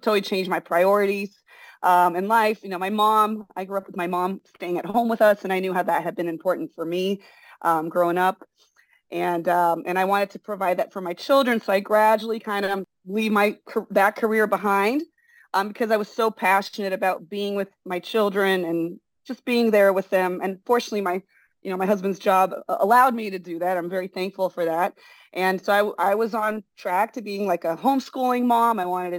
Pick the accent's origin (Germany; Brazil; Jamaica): Brazil; English is a second language; moved away as an adult; also born or lived in San Francisco, United States; now in United States; I was born in San Francisco. My dad's American. My mom's Brazilian. Oh. And we all moved to Brazil when I was 3 years old and lived there till I was 19.